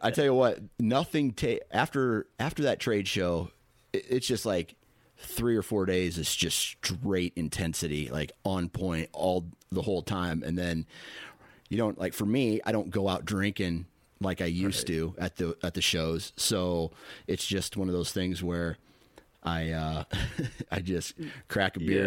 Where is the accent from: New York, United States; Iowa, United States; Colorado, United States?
Iowa, United States; I'm from Iowa.